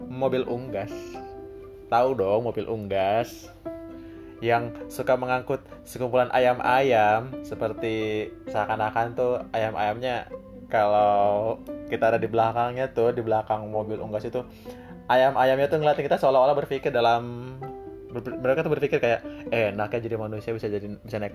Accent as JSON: {"language": "Indonesian", "town": "Cipanas", "region": "West Java", "country": "Indonesia", "moved": "yes", "lives_now": "Jakarta, Indonesia", "said": "Yes, gue dari Cipanas, Kabupaten Cianjur."}